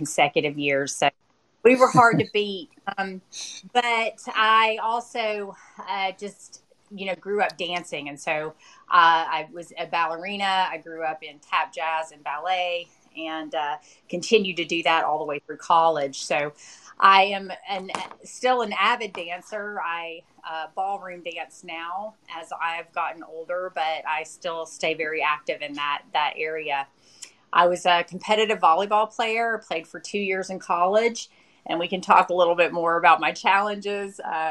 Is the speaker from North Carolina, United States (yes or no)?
yes; Western North Carolina, United States; I grew up in Western North Carolina, kind of the rural part of the state up in the Smoky Mountains